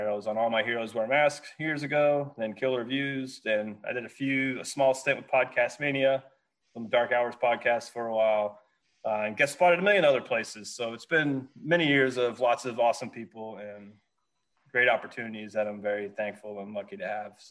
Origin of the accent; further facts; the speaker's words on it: West Virginia, United States; moved away; I'm originally from West Virginia